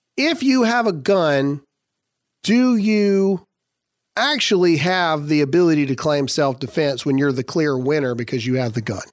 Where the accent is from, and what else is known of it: United States